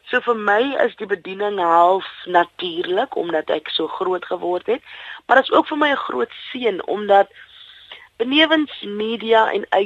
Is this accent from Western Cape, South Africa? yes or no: yes; Bonnievale, Western Cape, South Africa; also born or lived in Robertson / Worcester; Ek is in Robertson gebore in die Weskaap en Bonnieville groot geword saam met my ma, my ouma en my drie ooms.